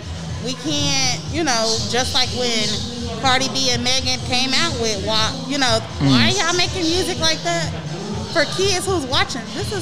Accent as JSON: {"language": "English", "town": "Chicago", "region": "Illinois", "country": "United States", "moved": "yes", "lives_now": "Athens, United States", "said": "I'm originally from Chicago. I'm residing in Athens."}